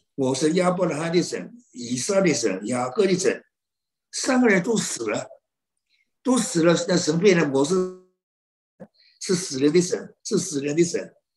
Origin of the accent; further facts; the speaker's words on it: China; 好像没有我们中国人聪明了